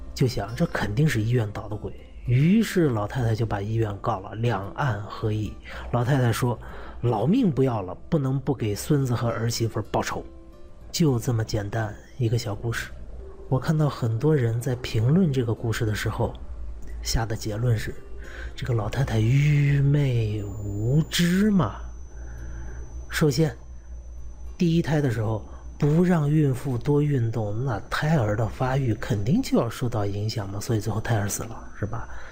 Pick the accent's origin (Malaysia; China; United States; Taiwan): China; 我们中国人